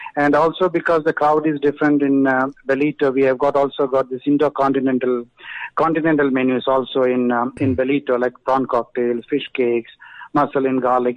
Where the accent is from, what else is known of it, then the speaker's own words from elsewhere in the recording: Kerala, India; now in South Africa; I am from Kerala.